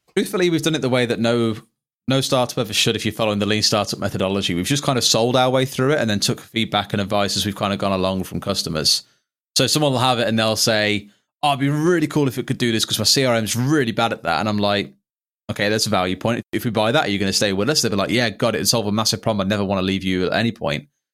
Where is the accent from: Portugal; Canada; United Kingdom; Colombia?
United Kingdom; Tamworth, West Midlands; my hometown of Tamworth